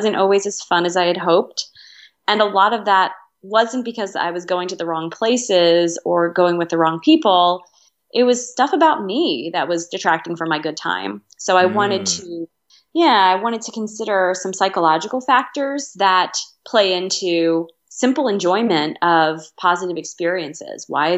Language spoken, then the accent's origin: English; Reading, Pennsylvania, United States; I grew up in Reading, Pennsylvania, which is in southeastern Pennsylvania, kind of near Philadelphia.